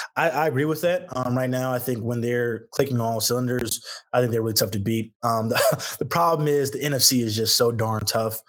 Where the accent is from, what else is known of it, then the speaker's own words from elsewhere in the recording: Houston, Texas, United States; moved away; growing up in Houston